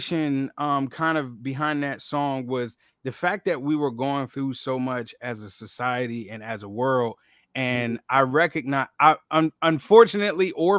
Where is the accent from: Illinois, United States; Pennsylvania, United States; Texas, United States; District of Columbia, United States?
Pennsylvania, United States; Philadelphia; growing up in Philly